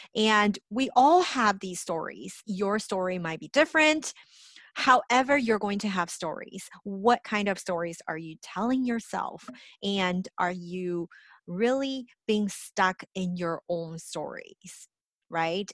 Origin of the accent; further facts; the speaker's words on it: Los Angeles, California, United States; I grew up in Los Angeles